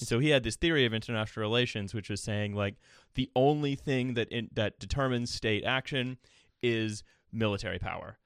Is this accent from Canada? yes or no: yes; Canada; moved away as an adult; now in United Kingdom; as a Canadian. Um, and then living here in the U K